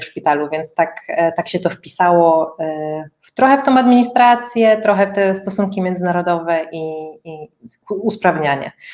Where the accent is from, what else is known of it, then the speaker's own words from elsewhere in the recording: Katowice, Silesian Voivodeship, Poland; moved away as an adult; also born or lived in Kraków; pochodzę ze Śląska